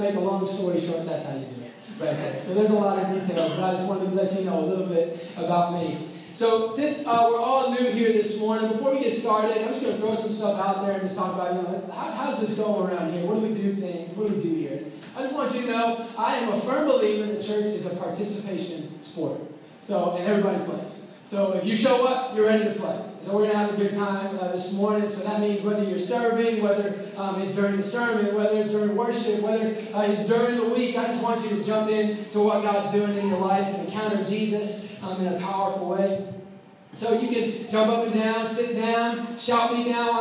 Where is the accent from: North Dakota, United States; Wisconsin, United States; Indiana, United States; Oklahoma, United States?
Indiana, United States; Indianapolis; also born or lived in Waco, Texas; I'm originally from Indianapolis. I grew up in the Castleton area